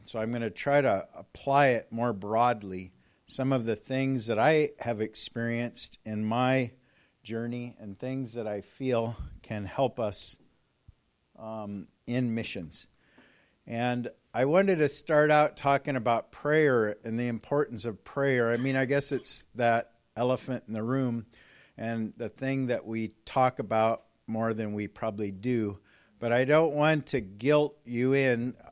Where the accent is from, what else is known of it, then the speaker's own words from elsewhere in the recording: California, United States; moved away as an adult; also born or lived in Colorado Springs; I'm from California